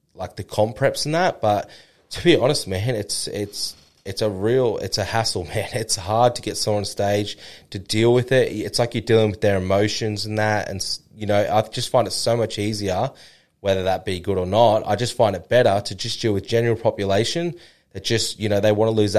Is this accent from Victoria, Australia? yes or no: no; Noosa, Queensland, Australia; That's my hometown.